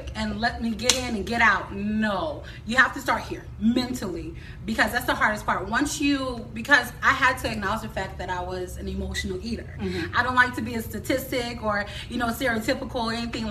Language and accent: English; Tampa, Florida, United States; I'm from Tampa, Florida, born and raised.